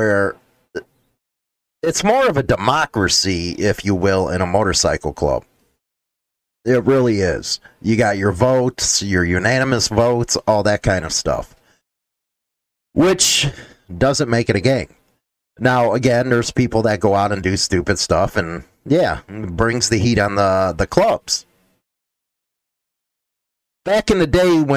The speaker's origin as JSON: {"language": "English", "region": "Midwest", "country": "United States", "said": "I come from the Midwest."}